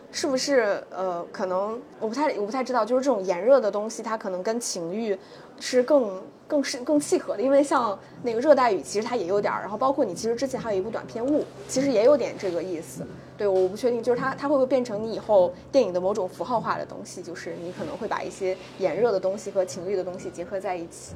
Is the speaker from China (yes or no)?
yes; Northeast China, China; 因为我本身是个东北人